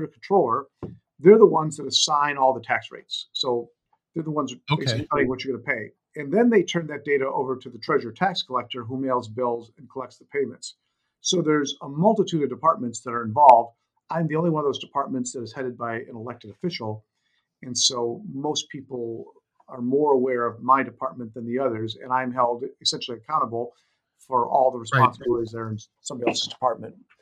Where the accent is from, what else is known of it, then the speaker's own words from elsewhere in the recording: Warren, Michigan, United States; moved away as an adult; now in California, United States; I even ran for city council in my hometown of Warren, Michigan